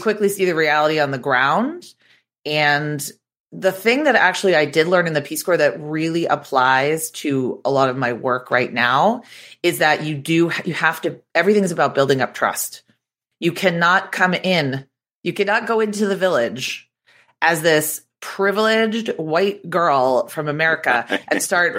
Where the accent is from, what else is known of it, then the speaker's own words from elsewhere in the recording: Boston, Massachusetts, United States; moved away as an adult; also born or lived in New York City; I'm from Boston. I went to Boston University.